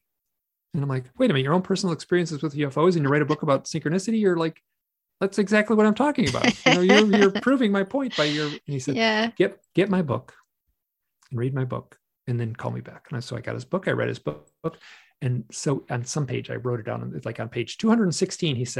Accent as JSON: {"language": "English", "region": "Michigan", "country": "United States", "tie": "born or raised there", "accent": "twang", "said": "I grew up in Michigan"}